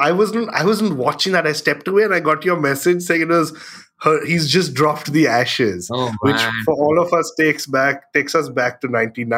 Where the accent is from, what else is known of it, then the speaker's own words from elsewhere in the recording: India; for us as Indian cricket fans, I think in 2025, the dream would be to watch India versus Pakistan at the Lords or somewhere in England